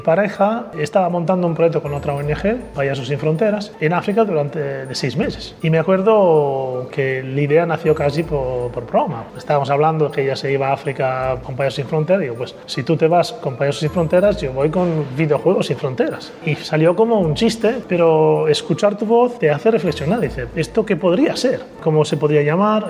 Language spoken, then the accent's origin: Spanish; Italy; soy italiano